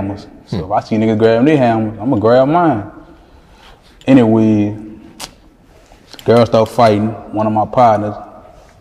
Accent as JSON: {"language": "English", "town": "New Orleans", "region": "Louisiana", "country": "United States", "tie": "born or raised there", "also_born_or_lived": "Iowa / Baton Rouge", "said": "I moved to New Orleans when I was like 3 because I'm originally born in Iowa"}